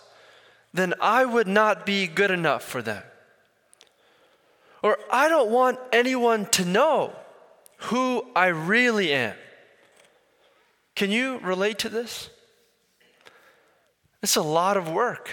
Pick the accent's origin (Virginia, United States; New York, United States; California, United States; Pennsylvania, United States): Pennsylvania, United States; Philadelphia; Born and raised in Philly, but I grew up in an Indian community